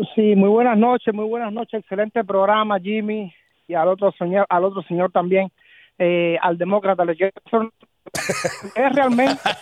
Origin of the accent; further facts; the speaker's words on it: Cuba; now in United States; yo vi nacer el comunismo dentro de Cuba